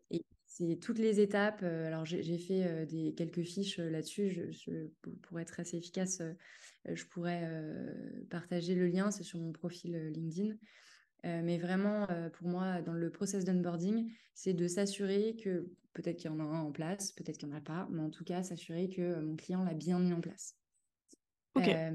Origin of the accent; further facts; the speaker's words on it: Cholet, Pays de la Loire, France; moved away as an adult; now in Paris, France; je suis originaire de Cholet, une ville qui est située entre Nantes et Angers, et j'habite depuis 12 euh, ans à Paris.